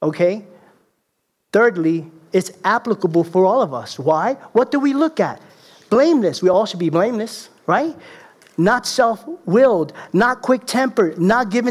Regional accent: Puerto Rico; I'm the Puerto Rican leprechaun.

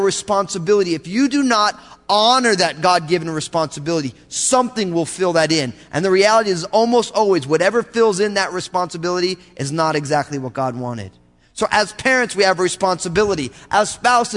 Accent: United States; I grew up in America

